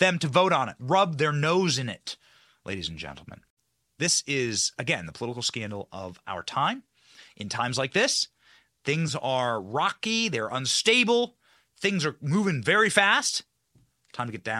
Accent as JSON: {"language": "English", "region": "Iowa", "country": "United States", "tie": "born or raised there", "said": "my home state of Iowa"}